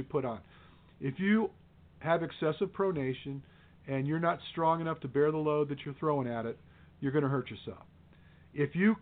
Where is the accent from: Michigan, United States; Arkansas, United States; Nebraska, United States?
Michigan, United States; Detroit; I came from Detroit